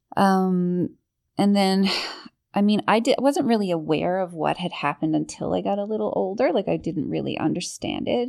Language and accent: English; Portugal Cove South, Newfoundland and Labrador, Canada; I, I grew up in Newfoundland, very small town, uh, Portugal Cove, south